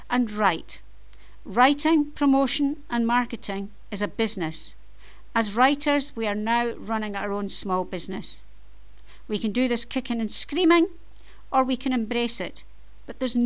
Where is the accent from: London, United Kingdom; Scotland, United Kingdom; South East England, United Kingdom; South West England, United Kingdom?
Scotland, United Kingdom; I am Scottish. You may have noticed from my accent, but hey, I live in Scotland and I'm Scottish